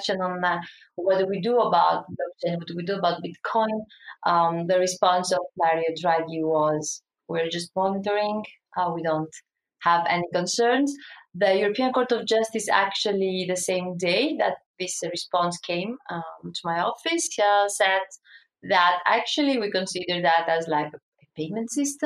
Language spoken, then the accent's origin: English; Greece; we're coming like from Greece